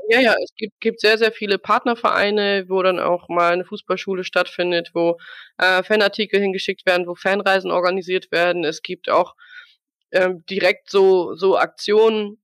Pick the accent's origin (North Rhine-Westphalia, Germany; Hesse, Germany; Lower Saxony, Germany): Lower Saxony, Germany; Wendland; Ich bin hier aufgewachsen und auch geboren im Wendland